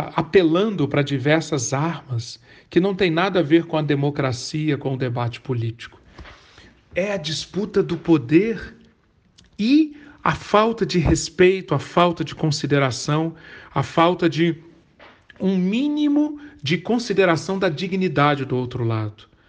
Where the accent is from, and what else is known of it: Brazil